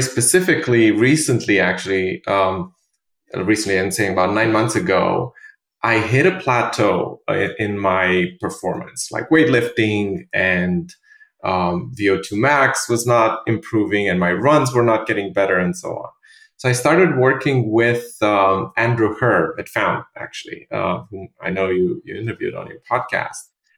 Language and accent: English; Romania; also born or lived in London; now in New York, United States